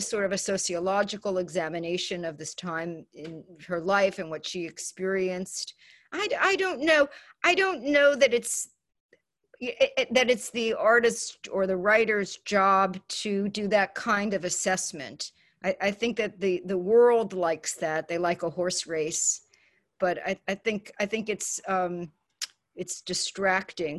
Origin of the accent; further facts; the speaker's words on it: New York City, New York, United States; moved away; growing up in the Bronx and not doing well in school